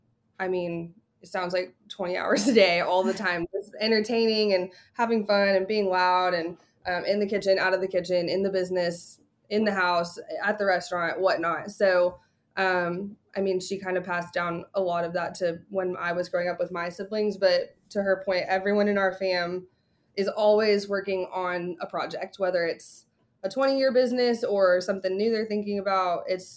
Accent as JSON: {"language": "English", "town": "Dallas", "region": "Texas", "country": "United States", "tie": "born or raised there", "said": "I also have not left Dallas, went to SMU."}